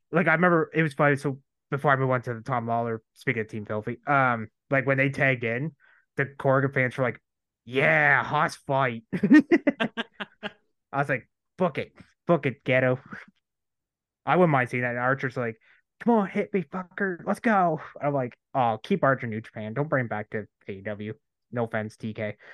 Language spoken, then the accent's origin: English; Canada; I'm Canadian. I don't celebrate 4th of July.